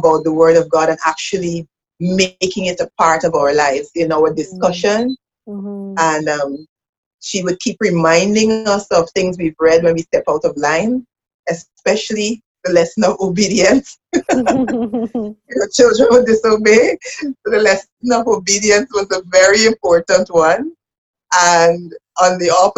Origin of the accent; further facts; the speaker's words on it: Georgetown, Demerara-Mahaica, Guyana; I am from Georgetown, Guyana. I'm from the capital of Guyana.